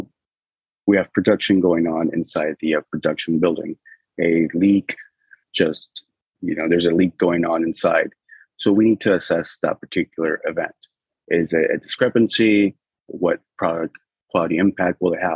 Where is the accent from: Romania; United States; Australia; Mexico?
United States; Berkeley, California; I grew up in the Bay Area